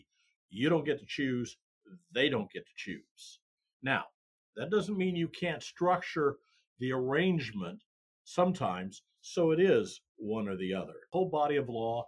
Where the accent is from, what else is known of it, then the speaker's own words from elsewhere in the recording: Iowa, United States; moved away as an adult; also born or lived in Kansas City; now in Texas, United States; I'm a Midwestern boy. I grew up in Iowa, as we talked about, cold winters